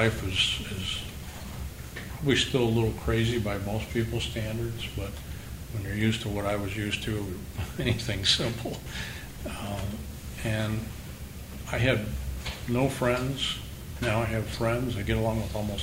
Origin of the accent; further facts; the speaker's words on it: Midwest, United States; I grew up in the Midwest